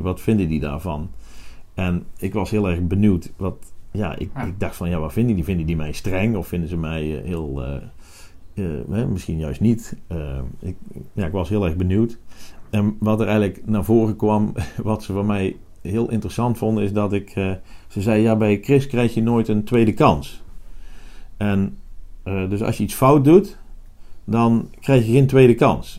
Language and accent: Dutch; Netherlands; in Nederland, waar ik vandaan kom